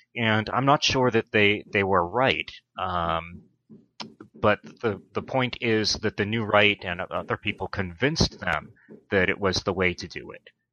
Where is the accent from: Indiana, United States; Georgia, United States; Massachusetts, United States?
Massachusetts, United States; Brockton; moved away as an adult; also born or lived in Pennsylvania / Los Angeles, California / Washington D.C.; I grew up in a blue collar town in Massachusetts called Brockton